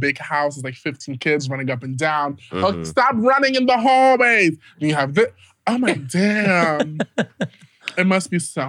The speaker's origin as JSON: {"language": "English", "town": "New York City", "region": "New York", "country": "United States", "tie": "born or raised there", "said": "I am from the Bronx, New York."}